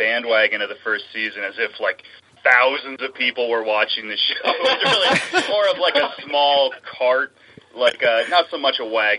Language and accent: English; Bethlehem, Pennsylvania, United States; I'm from Bethlehem, Pennsylvania.